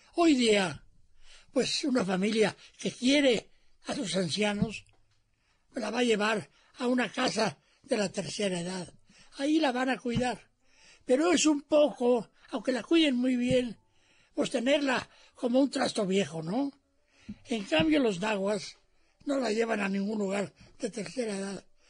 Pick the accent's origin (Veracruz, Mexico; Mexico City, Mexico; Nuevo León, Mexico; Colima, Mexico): Mexico City, Mexico; Cuando yo era niño, mi madre me llevaba con mis hermanos al mercado de San Cosme